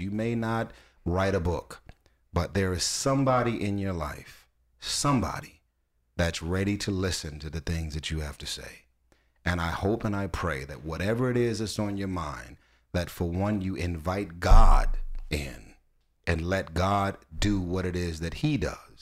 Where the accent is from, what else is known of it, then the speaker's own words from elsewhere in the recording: Los Angeles, California, United States; I'm from Watts